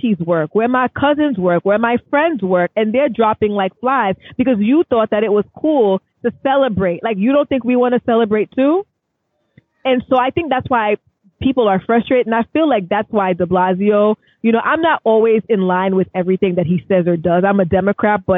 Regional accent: New York City, New York, United States; as a New Yorker

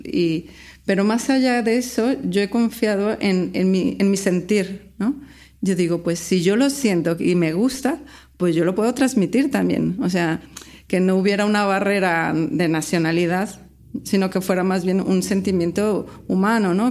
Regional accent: Guadalajara, Jalisco, Mexico; moved away as an adult; now in Barcelona, Spain; soy mexicana

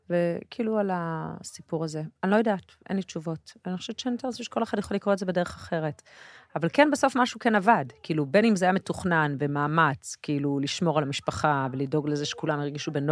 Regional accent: Tel Aviv, Tel Aviv District, Israel; also born or lived in a moshav (current residence); אני גדלתי בכיכר המדינה

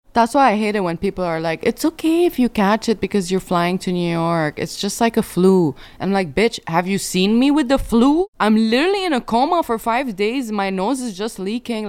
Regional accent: Sharjah, United Arab Emirates; moved away; also born or lived in Dubai; growing up in Sharjah, Dubai

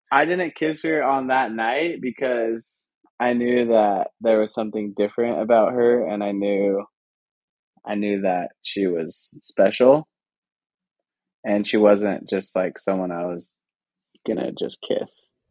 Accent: Layton, Utah, United States; I'm from Layton, Utah. Uh, for those who are familiar with that, um, went to Layton High School

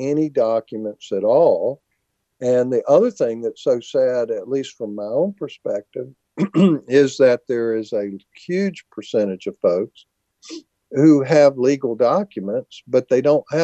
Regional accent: United States; as an American

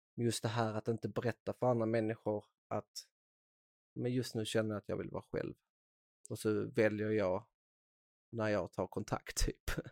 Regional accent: Skåne, Sweden; accent: Scanian; Idag är jag faktiskt väldigt stolt skåning så jag försöker inte bryta bort min dialekt

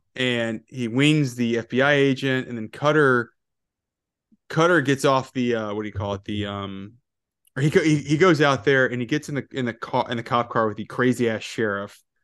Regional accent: Georgia, United States; I grew up in Georgia

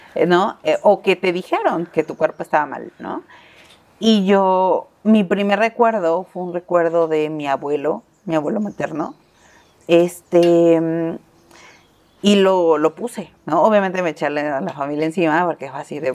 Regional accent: Mexico

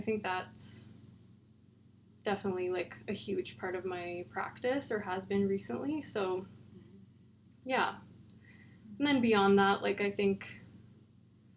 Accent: Calgary, Alberta, Canada; now in Dawson City, Canada; I grew up in Calgary

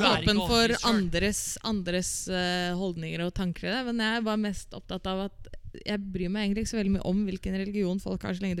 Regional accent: Asker, Akershus, Norway; Nei, jeg er egentlig fra Nesbru, eller fra Valstrand i Asker

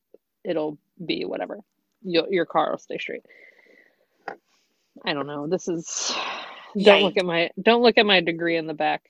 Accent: the South, United States; moved away; we grew up in the South, so we didn't have a lot of like snow days, but we would have ice days.

